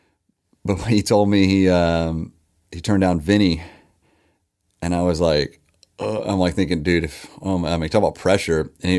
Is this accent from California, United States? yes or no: no; Owensboro, Kentucky, United States; They would, Owensboro had an executive in as well, my hometown.